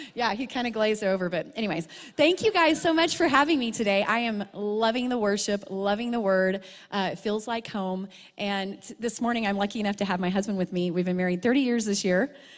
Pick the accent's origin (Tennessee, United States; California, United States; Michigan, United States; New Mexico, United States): New Mexico, United States; Truth or Consequences; moved away as an adult; Truth or Consequences back to my hometown